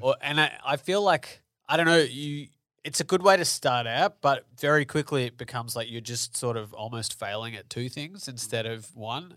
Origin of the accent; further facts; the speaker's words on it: Melbourne, Victoria, Australia; I'm from Melbourne